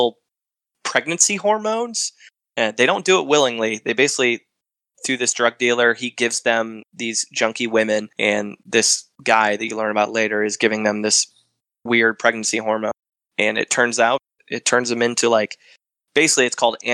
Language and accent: English; Michigan, United States; I'm from Michigan